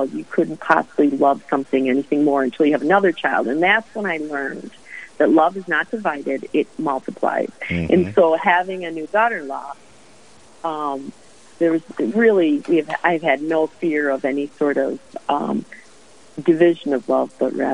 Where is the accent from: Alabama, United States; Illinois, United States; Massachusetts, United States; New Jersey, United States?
Illinois, United States; Chicago; moved away as an adult; now in Duluth, United States; I hail from Chicago